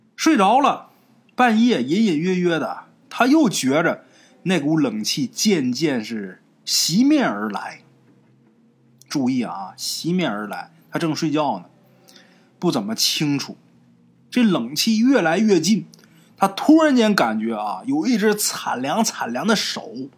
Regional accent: Northeast China, China; 这个大姨啊，是咱们东北人，对自己父母辈的人的称呼。哎，就像南方管叫阿姨啊，我们那边儿都叫大姨

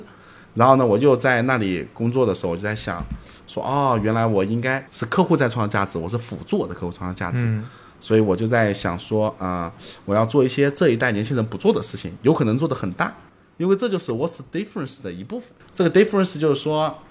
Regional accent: Jiangsu-Zhejiang, China; 因为我是江浙人嘛

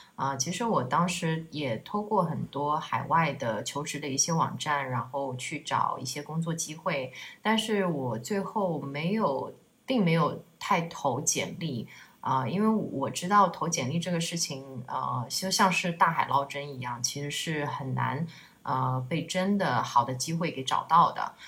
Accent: China; now in Chiang Mai, Thailand; 我们不管跟哪个国家比，就是我们中国人都是最勤劳的，这已经是在我们的民族的血液里了。

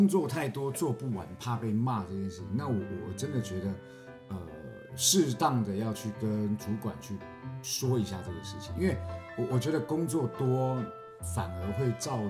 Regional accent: Taiwan; moved away as an adult; 可是对我们这种从台湾来到这边工作的人，

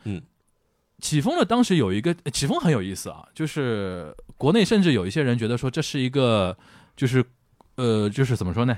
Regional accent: Shanghai, China; 我们上海人叫横竖横

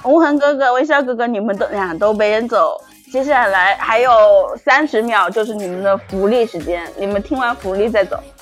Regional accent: Zhejiang, China; 我是浙江的

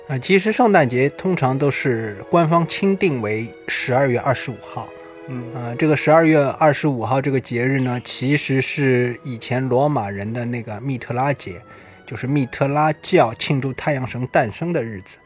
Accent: China; 尤其是我们中国人啊

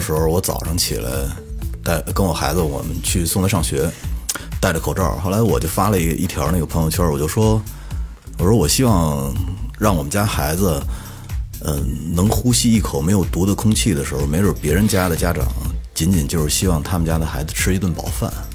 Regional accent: Mentougou, Beijing, China; 我以前小时候在门头沟住的时候

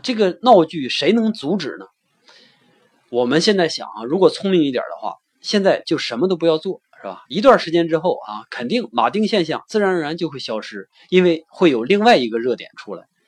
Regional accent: China; 那换到我们中国呢？

